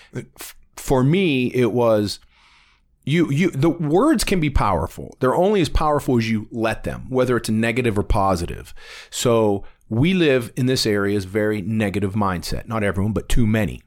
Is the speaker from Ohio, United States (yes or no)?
yes; Warren, Ohio, United States; I'm from Warren, Ohio